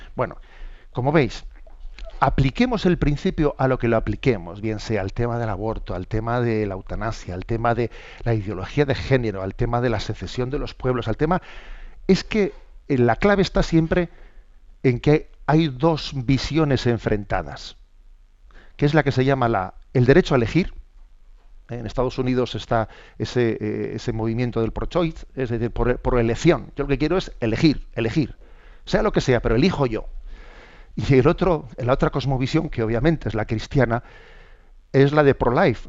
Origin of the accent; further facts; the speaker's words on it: San Sebastián, Basque Country, Spain; soy obispo de San Sebastián y que hablando desde mi, desde mi tierra